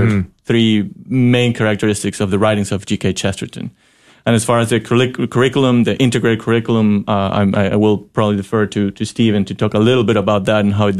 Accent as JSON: {"language": "English", "country": "Ecuador", "tie": "born or raised there", "second_language": "English", "lives_now": "Fort Worth, United States", "said": "I come from Ecuador, which is a mostly Catholic country, and my hometown had, you can choose from wherever high school schools that you wanted."}